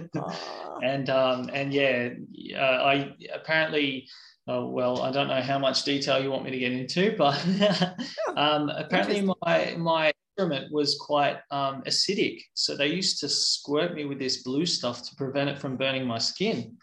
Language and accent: English; Central Coast, New South Wales, Australia; also born or lived in Sydney / Katoomba / Wollongong / Tasmania; And then we moved to the Central Coast and I spent most of my childhood on the Central